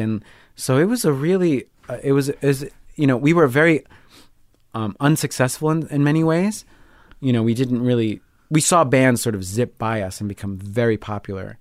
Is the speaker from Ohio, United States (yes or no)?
no; Long Island, New York, United States; also born or lived in Rio de Janeiro, Brazil; I grew up on Long Island